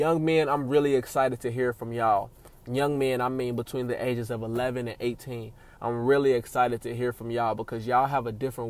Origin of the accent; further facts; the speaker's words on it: Cincinnati, Ohio, United States; That's where I'm born and raised, man. Shout out Cincy. I was born and raised in Cincinnati, Ohio.